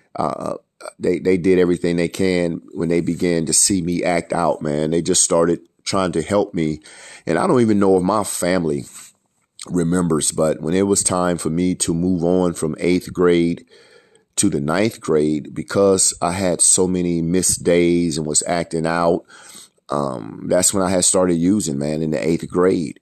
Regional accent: Fort Wayne, Indiana, United States; also born or lived in Alabama; growing up in Fort Wayne

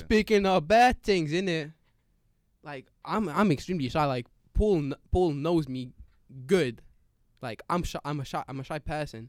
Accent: Lithuania; now in United Kingdom; I'm Lithuanian

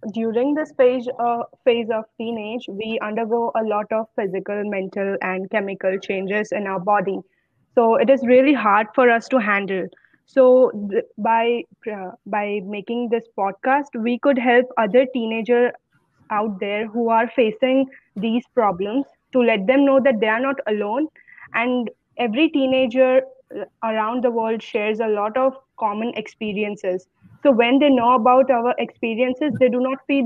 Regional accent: Gujarat, India; I am from Gujarat, India, and I am 17. I'll just turn 18 in a few months

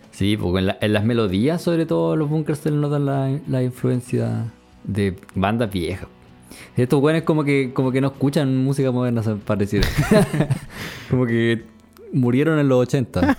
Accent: Concepción, Biobío, Chile; viví casi toda mi adolescencia y mi infancia en Conce

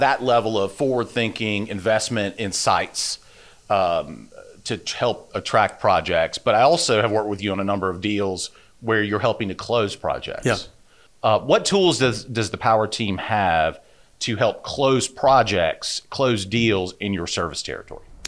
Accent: Spartanburg, South Carolina, United States; I grew up in Spartanburg, South Carolina

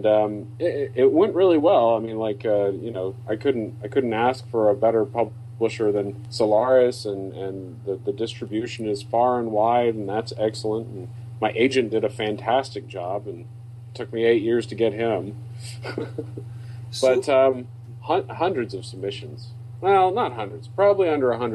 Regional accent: Deep South, United States; I'm from the Deep South

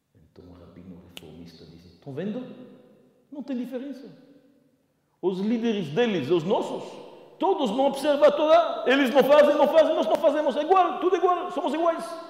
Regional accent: Belgium; moved away; eu venho da Bélgica. na Bélgica, na minha cidade

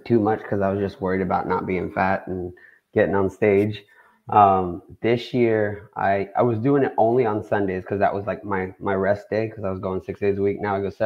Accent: Hawaii, United States; coming from like a hula background, like I'm Hawaiian. We used to dance hula a lot, like as a family

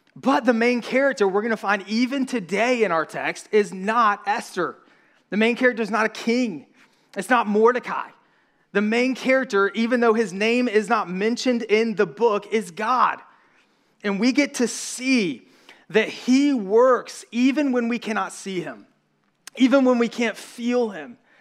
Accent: the South, United States; accent: southern; we're from the South

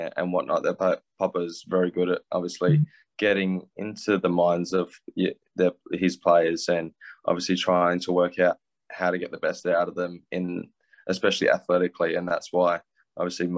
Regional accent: Australia; growing up in Australia

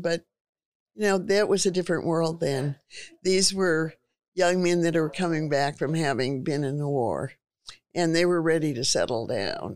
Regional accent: Stockton, California, United States; also born or lived in Sacramento, California; I was born in Stockton, California. Grew up there until I was in junior high school

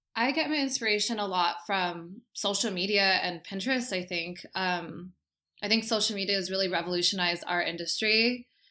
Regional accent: Costa Mesa, California, United States; I am from Costa Mesa, and I am a hairdresser

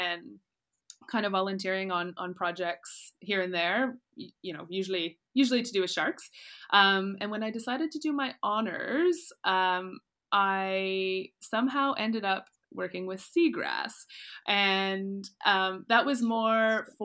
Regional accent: close to Ottawa, Ontario, Canada; moved away as an adult; also born or lived in Nova Scotia; now in Mozambique; I actually grew up close to Ottawa, which is very landlocked, but I grew up on a river

